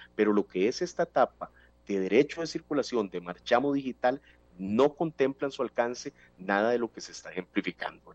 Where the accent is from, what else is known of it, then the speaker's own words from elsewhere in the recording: Costa Rica; como costarricenses